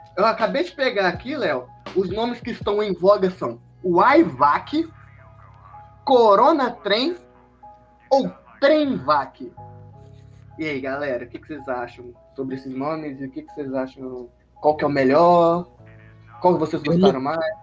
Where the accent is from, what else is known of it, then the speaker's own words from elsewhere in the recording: Minas Gerais, Brazil; a gente é de Minas, né? Então a gente é mineiro